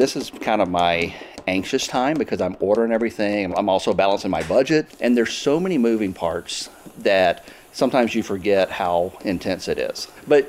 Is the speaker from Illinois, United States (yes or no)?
no; Mississippi, United States; now in Missouri, United States; so I grew up in Mississippi. We had 13 pecan trees on our property.